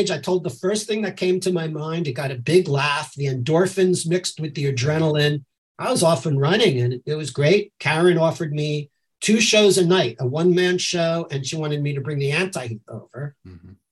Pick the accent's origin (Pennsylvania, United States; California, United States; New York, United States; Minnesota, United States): New York, United States; suburbs of; moved away as an adult; also born or lived in Brooklyn, New York / Lower East Side, New York; now in Edinburgh, United Kingdom; I was born in Brooklyn, but I grew up in the suburbs of New York.